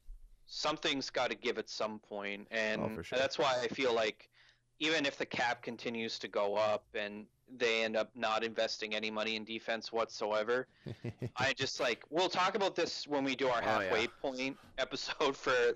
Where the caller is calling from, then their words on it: Halifax, Nova Scotia, Canada; I come in via Skype from Halifax.